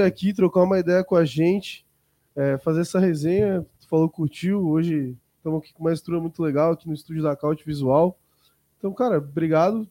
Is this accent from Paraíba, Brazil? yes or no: no; Florianópolis, Santa Catarina, Brazil; Sou manezinho